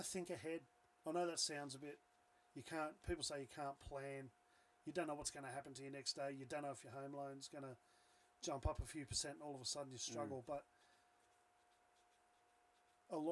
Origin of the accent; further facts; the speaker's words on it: Newcastle, New South Wales, Australia; accent: watered-down Australian; we're Australian, we've got the watered-down Australian accent, because we're obviously born and bred here